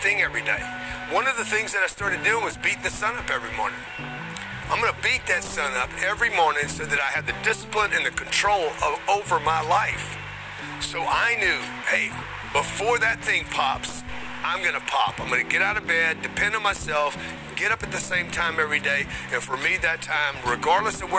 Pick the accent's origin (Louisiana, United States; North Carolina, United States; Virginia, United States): Louisiana, United States; Lake Charles; I grew up in Lake Charles, Louisiana